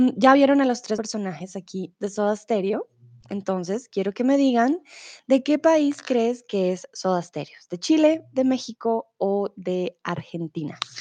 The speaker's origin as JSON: {"language": "Spanish", "region": "Bogotá", "country": "Colombia", "said": "soy de Colombia, soy de Bogotá"}